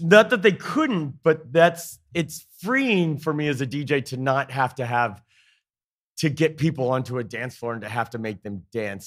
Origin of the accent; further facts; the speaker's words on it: Indiana, United States; moved away as an adult; also born or lived in Atlanta, Georgia; now in Easton, United States; I'm from Indiana originally